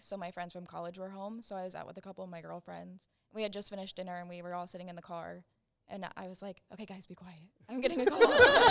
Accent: Las Vegas, Nevada, United States; I'm from Las Vegas, Nevada.

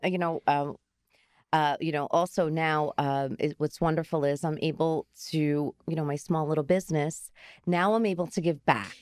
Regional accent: Garfield, New Jersey, United States; I grew up in Garfield

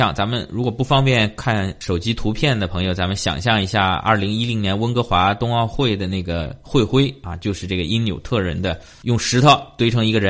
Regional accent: China; now in Quebec, Canada; 我还是最喜欢我在的魁省的这个牌照，可能是因为我是从中国过来的

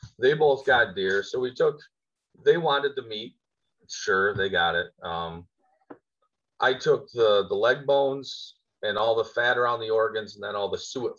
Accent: Little Valley, New York, United States; I'm from Little Valley, New York, out in the country. I live in my Amish cabin

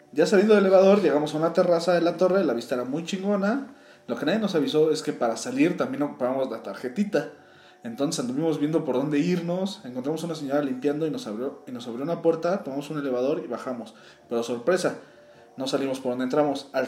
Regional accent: Michoacán, Mexico; Bueno, amiga, yo soy de Michoacán y una vez fui a un curso a Ciudad de México.

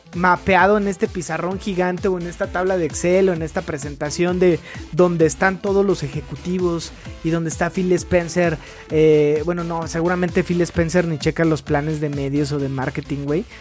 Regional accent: Mexico; como mexicanos

